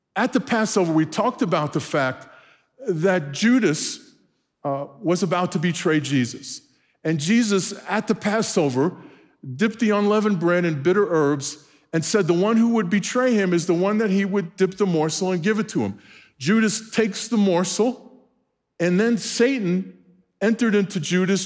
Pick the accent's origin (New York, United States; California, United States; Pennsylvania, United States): New York, United States; New York City; moved away; born and raised in Brooklyn, New York